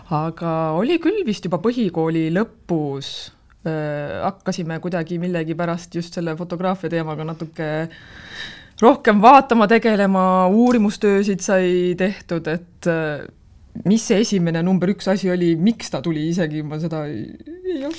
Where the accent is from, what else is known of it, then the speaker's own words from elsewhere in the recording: Türi, Järva County, Estonia; me oleme Türilt pärit ja me lõpetasime seal gümnaasiumi